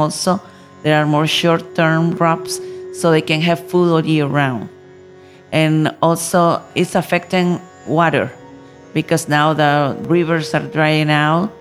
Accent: Nicaragua; I come from Nicaragua, country in Central America

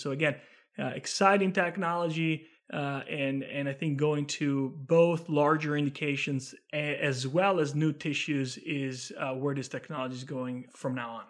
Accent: Italy; moved away; I'm originally from Italy, from beautiful Italy, born and raised there.

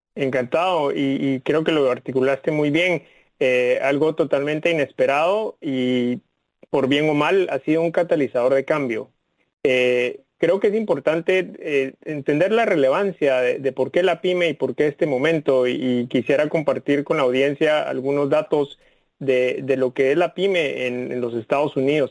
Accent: Guatemala City, Guatemala Department, Guatemala; moved away as an adult; now in Washington, United States; yo nací en, la, en, Ciudad de Guatemala, en Centroamérica, y tuve la oportunidad de estudiar, crecer ahí

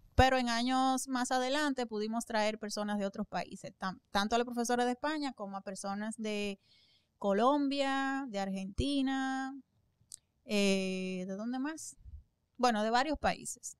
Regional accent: Santo Domingo, Dominican Republic; allá en Santo Domingo, en mi país

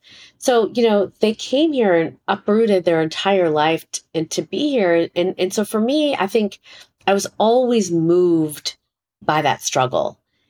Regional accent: Chicago, Illinois, United States; I was born here in Chicago, Illinois.

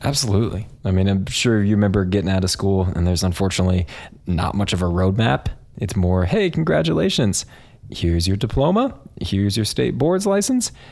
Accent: Kansas, United States; also born or lived in San Antonio, Texas; I am from Kansas, grew up in a suburb right outside of Kansas City

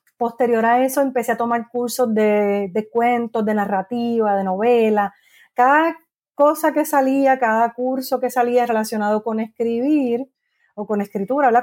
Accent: Guaynabo, Puerto Rico; also born or lived in San Juan, Puerto Rico / New York / Gurabo, Puerto Rico / Cayey, Puerto Rico; Así que nací en San Juan, criada en Guaynabo y viví allí hasta los veintitantos años

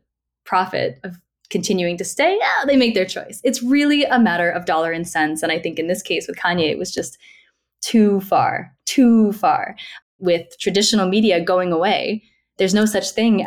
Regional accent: Woburn, Massachusetts, United States; born or raised there

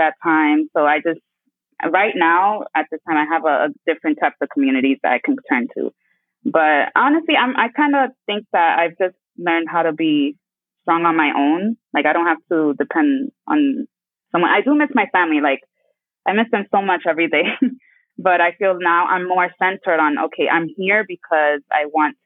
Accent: New York, United States; moved away as an adult; also born or lived in Dominican Republic (family); now in Abu Dhabi, United Arab Emirates; And I was raised in New York.

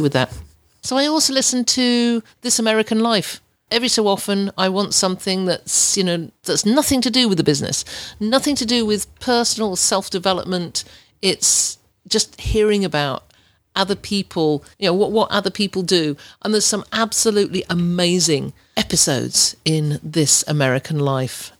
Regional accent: England, United Kingdom; accent: English; moved away as an adult; also born or lived in Ontario, Canada; As you can tell by my accent, I'm, I'm English. I was born and brought up in England until two thousand and three, when I moved to, to Ontario

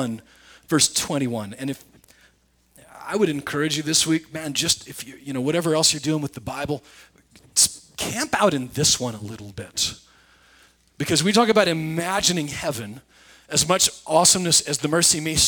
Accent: Nebraska, United States; I grew up in Nebraska. We don't know those things. We use costume jewelry where I'm from.

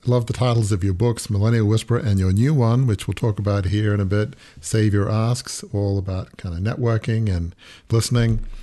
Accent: Australia; moved away; also born or lived in Oxford, England; I grew up in Australia in sort of almost an English Australian background

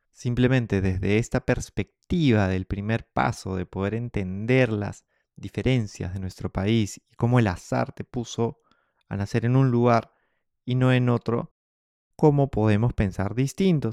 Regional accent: Peru; todos somos peruanos

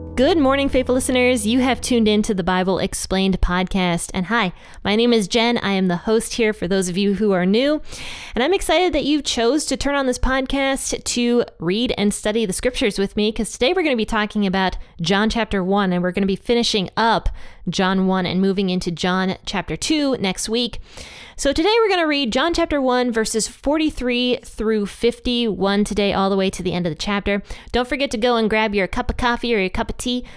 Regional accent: Pennsylvania, United States; now in Ohio, United States; I was raised in Pennsylvania

